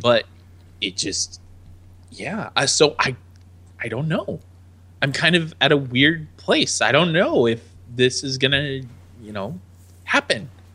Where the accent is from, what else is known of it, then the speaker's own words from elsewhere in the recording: United States; I am the American